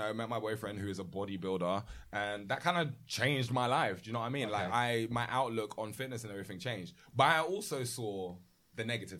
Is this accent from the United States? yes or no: no; United Kingdom; growing up, UK-wise